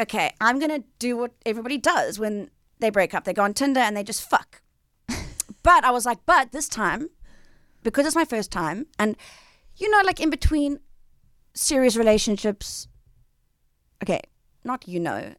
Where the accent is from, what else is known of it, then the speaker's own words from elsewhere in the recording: Johannesburg, Gauteng, South Africa; also born or lived in Cape Town; I was born in Cape Town. {S1} Okay. {S3} And then my parents moved me to Johannesburg.